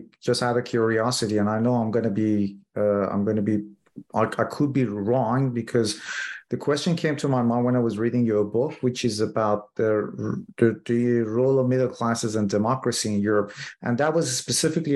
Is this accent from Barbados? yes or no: no; Iran; Iran, which is my home country